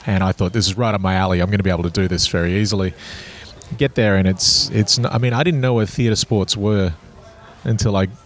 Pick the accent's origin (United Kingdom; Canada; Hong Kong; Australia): Australia; Kununurra, Western Australia; also born or lived in Sydney; now in Perth, Australia; I am from a little country town called Kununurra, which is 4,000 kilometres north of Perth in Western Australia